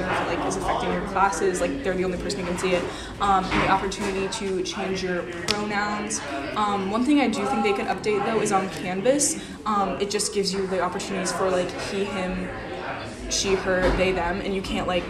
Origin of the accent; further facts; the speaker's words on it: Mechanicsburg, Pennsylvania, United States; also born or lived in York, Pennsylvania; I'm from Mechanicsburg, which is like in the same area. I went to Mechanicsburg Area Senior High